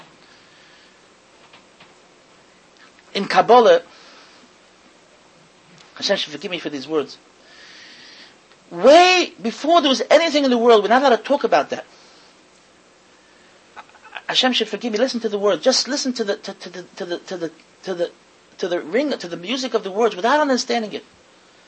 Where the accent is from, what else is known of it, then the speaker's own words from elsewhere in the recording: United States; I, as an American Yankee, who was a yeshiva bacher